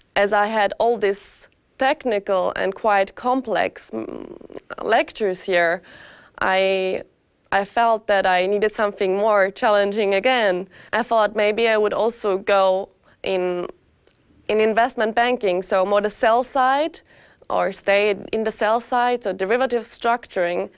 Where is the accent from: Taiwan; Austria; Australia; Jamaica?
Austria; moved away as an adult; now in Lausanne, Switzerland; I'm originally not Swiss. I come from Austria. So I came to Lausanne with my 23 years